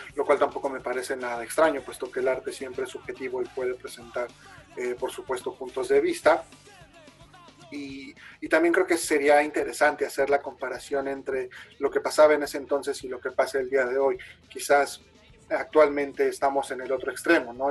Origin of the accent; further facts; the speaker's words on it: Mexico; como mexicanos